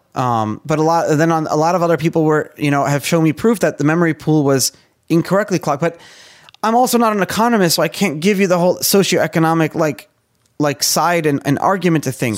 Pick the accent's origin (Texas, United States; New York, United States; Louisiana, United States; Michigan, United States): New York, United States; now in Florida, United States; I'm from New York